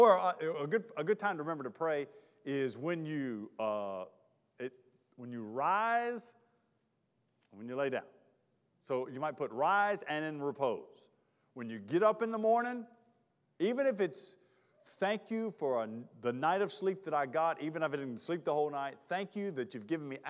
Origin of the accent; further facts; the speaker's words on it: Charlotte, North Carolina, United States; moved away; also born or lived in Mississippi; I'm from Charlotte